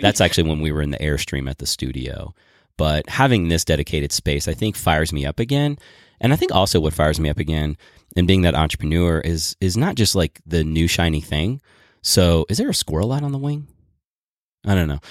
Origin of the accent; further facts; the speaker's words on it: Boulder, Colorado, United States; We're from Boulder.